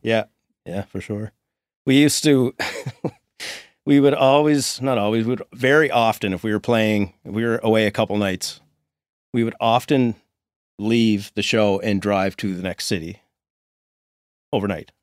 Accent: Sydney, Nova Scotia, Canada; We're from, s, both from Sydney. He's from, uh, we were talking about neighborhoods earlier, but he's from the Pier and I'm f, I was from Ashby

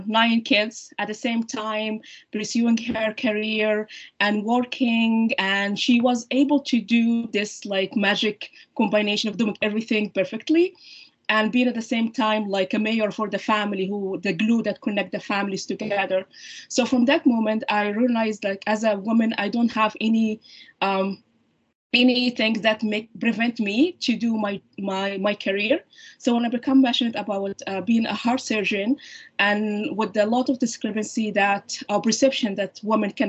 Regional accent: Libya; English is a second language; moved away as an adult; now in Canada; I did my medical training in my home country, Libya

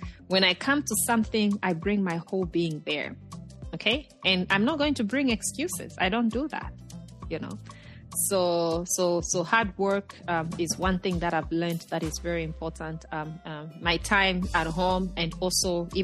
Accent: Chipata, Eastern Province, Zambia; moved away as an adult; now in Virginia, United States; I grew up in Chipata, you know, in Zambia's eastern province

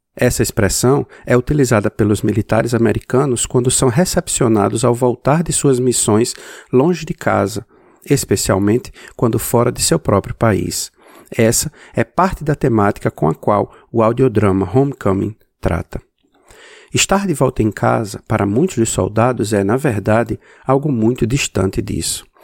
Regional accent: Brazil; now in United States; Morando nos Estados Unidos, mas sendo brasileiro

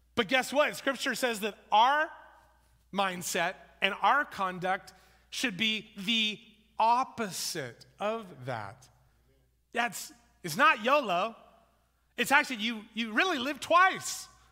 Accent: United States; also born or lived in New Zealand; I'm an American

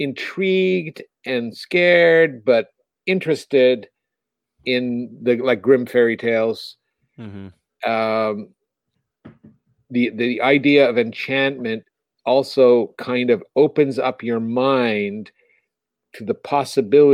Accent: Montreal, Quebec, Canada; moved away; also born or lived in Ontario; I'm from Montreal, Canada, which was a French city, and it was more European. And then we moved to Ontario

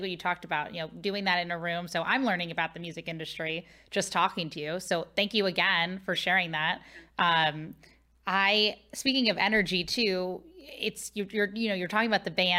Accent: Midwest, United States; I'm from the Midwest and my mom's originally from the East Coast

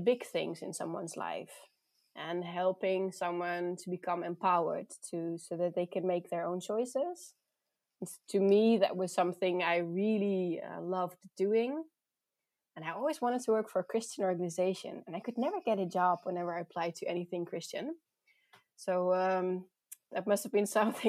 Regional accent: Netherlands; also born or lived in South Africa / Voorthuizen, Netherlands; I grew up in the Netherlands.

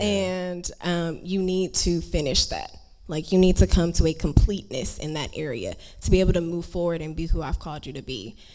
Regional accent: Houston, Texas, United States; moved away; I was born in Houston

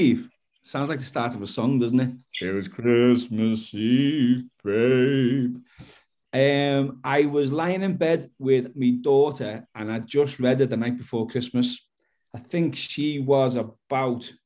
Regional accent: Liverpool, North West England, United Kingdom; I'm an author from Liverpool in the UK

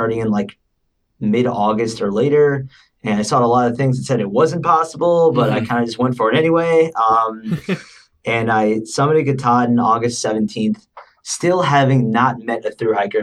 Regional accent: Connecticut, United States; born and raised in Connecticut.

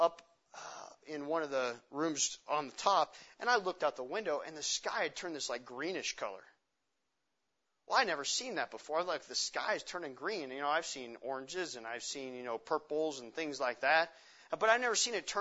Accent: Montana, United States; I'm from Montana

